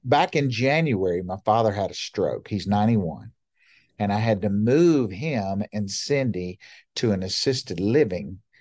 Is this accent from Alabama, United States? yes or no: yes; Montgomery, Alabama, United States; moved away as an adult; also born or lived in Baltimore; I was born and raised in Montgomery, Alabama